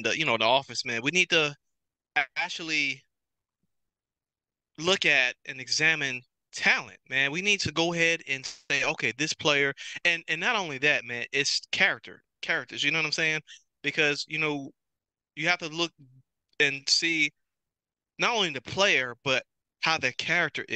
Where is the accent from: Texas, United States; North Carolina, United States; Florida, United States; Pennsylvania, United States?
North Carolina, United States; also born or lived in Atlanta, Georgia; I was raised in North Carolina